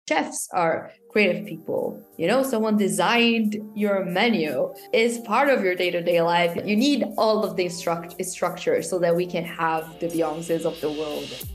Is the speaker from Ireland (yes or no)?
no; Brazil; I'm from Brazil.